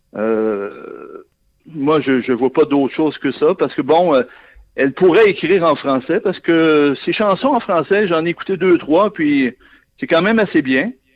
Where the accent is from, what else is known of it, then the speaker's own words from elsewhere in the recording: Saguenay, Quebec, Canada; moi, je viens de là, je suis originaire du Saguenay